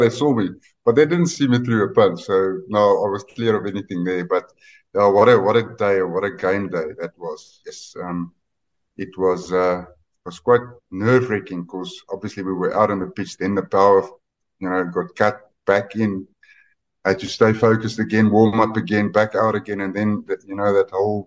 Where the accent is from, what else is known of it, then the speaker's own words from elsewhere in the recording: Northern Transvaal, South Africa; we're from Northern Transvaal, so that's just on the other side of the Oppies River